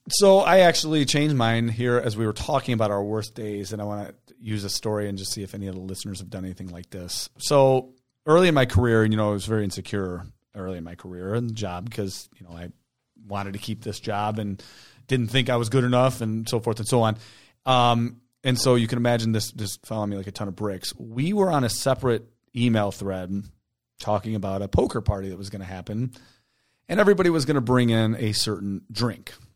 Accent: Taylor, United States; moved away; I grew up in Taylor.

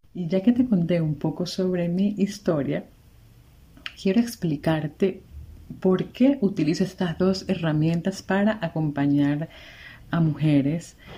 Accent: Venezuela; moved away as an adult; also born or lived in Margarita Island, Venezuela; now in Cuenca, Ecuador; venezolana, migrante, actualmente vivo en Cuenca, Ecuador

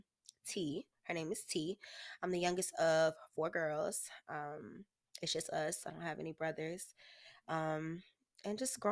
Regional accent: Oakland, California, United States; born there; now in Jacksonville, United States; I was born in Oakland, California, but I reside in Jacksonville, Florida.

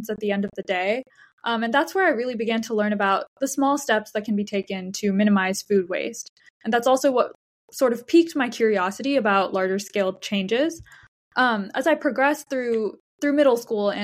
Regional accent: Texas, United States; moved away as an adult; now in New York, United States; I grew up in Texas and I did my K-12 education there

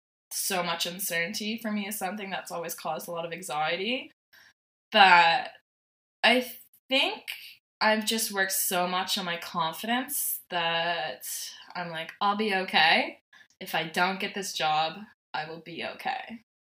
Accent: Ontario, Canada; born there; also born or lived in Nova Scotia; So when we lived in Ontario, I was born in Ontario, and my dad worked for oil company.

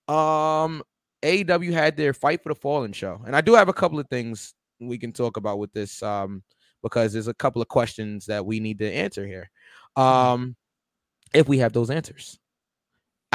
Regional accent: New York City, New York, United States; Brooklyn, my hometown, me and V's hometown

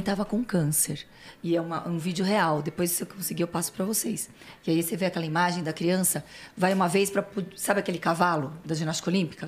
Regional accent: Santos, São Paulo, Brazil; accent: São Paulo; moved away as an adult; also born or lived in Niterói; now in São Paulo, Brazil; E aí a minha infância até a faculdade foi em Santos. Vim fazer faculdade em São Paulo e não saí mais.

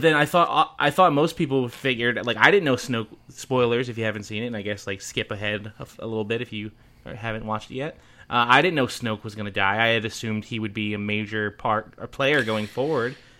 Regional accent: Philadelphia, Pennsylvania, United States; now in Chicago, United States; I'm from Philadelphia originally

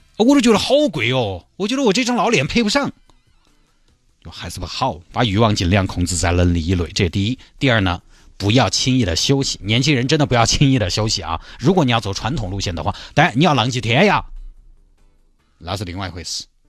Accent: Chengdu, Sichuan, China; 峨眉山对我们成都人来说近郊

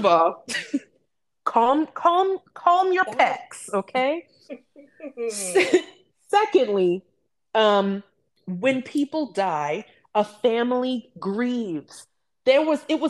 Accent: United States; here in the United States, we as African Americans

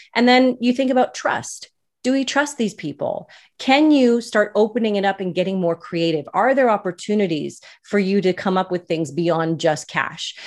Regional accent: Canada; I'm Canadian.

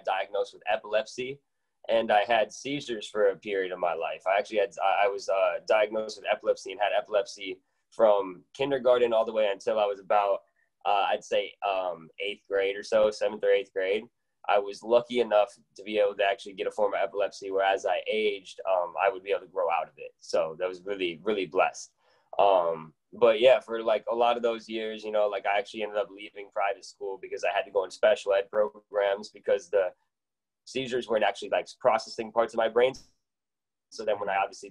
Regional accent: Janesville, Wisconsin, United States; now in Milwaukee, United States; I grew up in Janesville, Wisconsin

